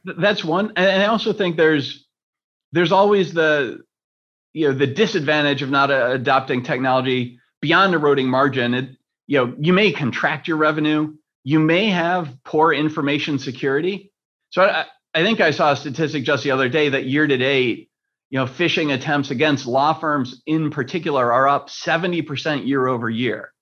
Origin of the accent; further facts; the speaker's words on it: Rochester, New York, United States; I grew up in Rochester, which is the next city